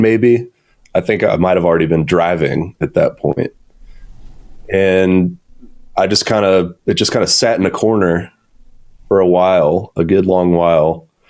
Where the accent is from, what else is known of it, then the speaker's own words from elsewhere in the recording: Atlanta, Georgia, United States; also born or lived in Athens, Georgia; I'm born and raised in Atlanta, still here today